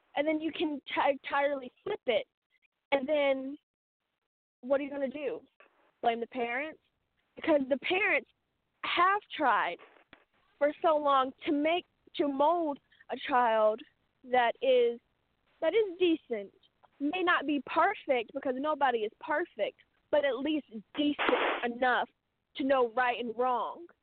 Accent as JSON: {"language": "English", "country": "United States"}